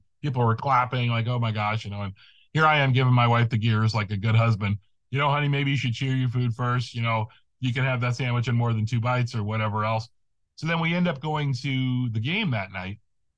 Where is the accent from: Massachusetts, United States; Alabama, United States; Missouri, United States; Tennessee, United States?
Missouri, United States; St. Louis; moved away; I'm originally from the St. Louis area